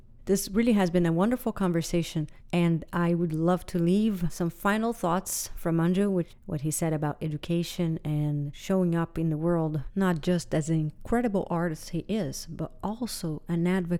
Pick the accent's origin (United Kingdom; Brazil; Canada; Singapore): Brazil; I am from Brazil